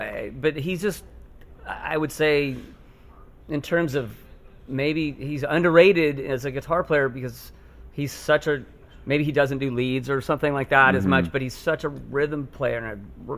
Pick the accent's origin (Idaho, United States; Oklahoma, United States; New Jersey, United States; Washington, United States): Washington, United States; Seattle; I grew up in Seattle, yeah.